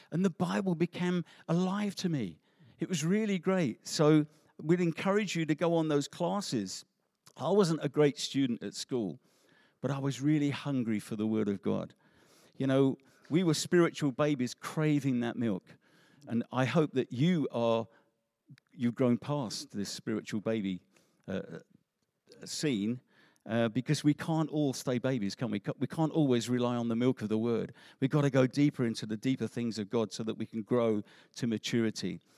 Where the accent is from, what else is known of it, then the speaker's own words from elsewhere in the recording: England, United Kingdom; also born or lived in Africa; we're English